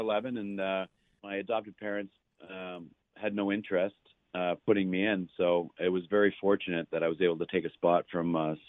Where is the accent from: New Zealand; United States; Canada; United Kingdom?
Canada; East Gwillimbury, Ontario; I'm from East Gwillimbury, Ontario.